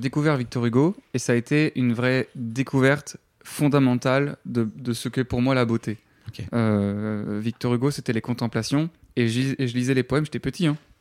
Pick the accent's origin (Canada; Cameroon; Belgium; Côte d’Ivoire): Belgium; Namur, Wallonia; moved away; also born or lived in Paris, France; en tant que Belge, tu quittes ton pays